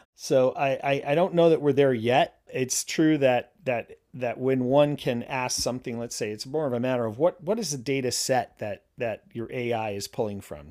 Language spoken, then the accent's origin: English; New York, United States; moved away as an adult; also born or lived in Connecticut / Pennsylvania / Virginia / Leningrad; now in Warrenton, Virginia, United States; I'm originally from New York State. Uh, grew up in New York State and, uh, in and around New York City in Connecticut, Pennsylvania.